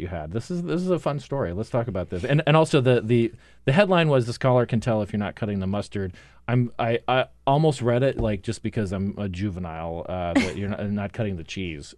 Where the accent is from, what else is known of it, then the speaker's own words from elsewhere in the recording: Phoenix, Arizona, United States; moved away; born in Phoenix